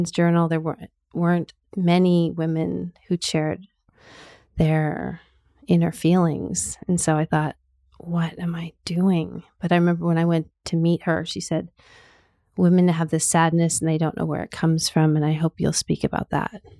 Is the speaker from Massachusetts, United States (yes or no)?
no; California, United States; also born or lived in Canada; I was born in Canada. My family moved to California when I was uh, about nine, eight or nine.